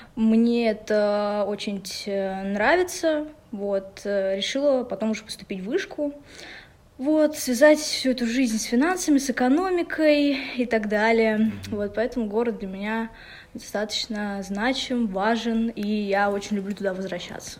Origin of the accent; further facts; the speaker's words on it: Ufa, Bashkortostan, Russia; moved away as an adult; now in Moscow, Russia; я из Уфы. А, для меня этот город очень значим. Я родилась в этом городе